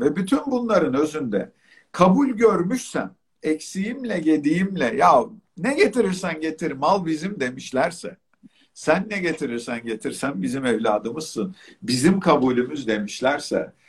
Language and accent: Turkish; Çeşme, İzmir, Turkey; moved away; ben Çeşme'de büyüdüm. Hayatımın bir kısmı orada geçti